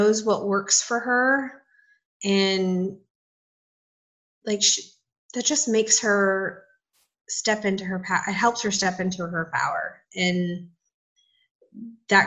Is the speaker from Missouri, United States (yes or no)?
no; Southern California, United States; now in Nashville, United States; I'm from Southern California